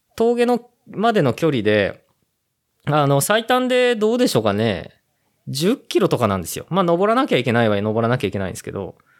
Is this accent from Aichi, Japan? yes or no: yes; Ōguchi, Aichi, Japan; 僕と同じ大口町出身の